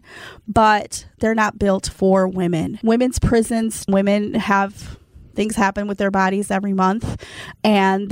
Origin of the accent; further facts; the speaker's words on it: South Milwaukee, Wisconsin, United States; I was raised in South Milwaukee